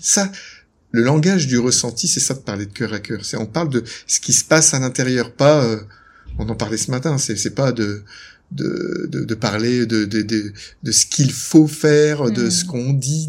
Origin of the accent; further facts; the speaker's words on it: Lille, Hauts-de-France, France; moved away as an adult; also born or lived in Aix-en-Provence / Quebec; now in Noirmoutier, France; je suis originaire de Lille, j'aime bien le dire, je suis un ch'ti